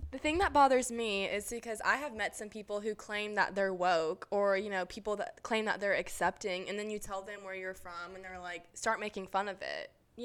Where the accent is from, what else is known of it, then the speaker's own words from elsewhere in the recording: Kentucky, United States; I'm from Kentucky